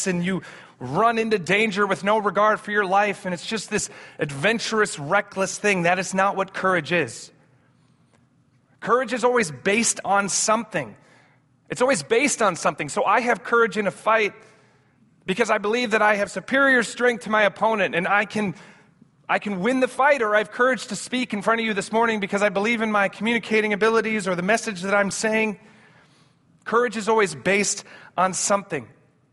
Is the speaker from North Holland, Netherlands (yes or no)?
yes; Amsterdam, North Holland, Netherlands; We grew up in Amsterdam, my brother